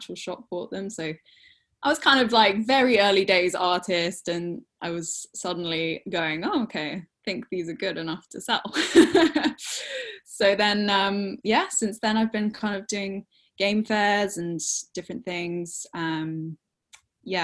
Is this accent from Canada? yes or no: no; England, United Kingdom; also born or lived in Norfolk; I'm a wildlife artist from England